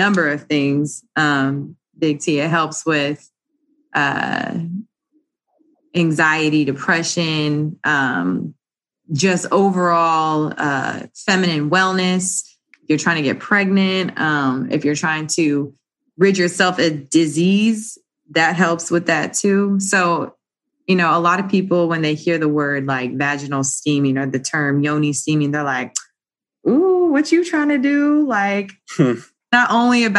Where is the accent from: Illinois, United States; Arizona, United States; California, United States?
Arizona, United States; moved away as an adult; now in New Orleans, United States; I'm actually originally from Arizona, West Coast girl